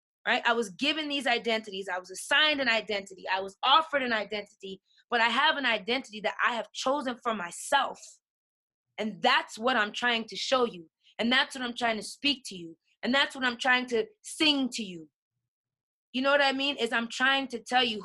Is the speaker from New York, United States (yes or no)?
yes; New York, United States; moved away; also born or lived in Colorado; I'm from New York. In New York, I come from Hollis, Queens